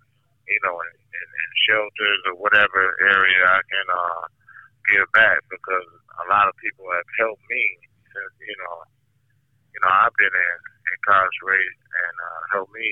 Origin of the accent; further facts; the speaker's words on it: Milwaukee, Wisconsin, United States; I'm from Milwaukee, Wisconsin, and I'm currently at Red Granite Institution